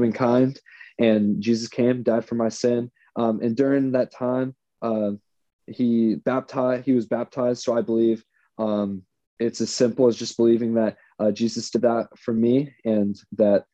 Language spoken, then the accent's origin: English; Kernersville, North Carolina, United States; moved away as an adult; also born or lived in Florence, Kentucky / Indiana / Knoxville, Tennessee / Canton, Ohio; now in Cleveland, United States; I spent most of my life in Kernersville, North Carolina